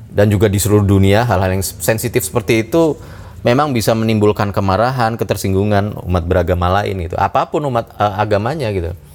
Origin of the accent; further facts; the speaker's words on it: Bali, Indonesia; ya sudah tahu saya orang Bali kenapa orang Hindu kenapa saya dikasih daging sapi gitu ya